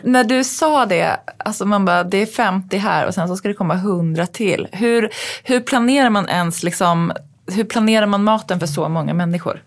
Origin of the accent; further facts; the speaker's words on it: Uppsala, Uppsala County, Sweden; also born or lived in New York; min uppväxt i Uppsala